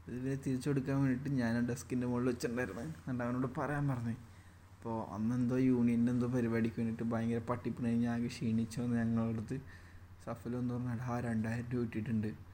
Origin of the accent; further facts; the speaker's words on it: Kozhikode, Kerala, India; ഒരു കോഴിക്കോടുകാരി എന്ന നിലയിൽ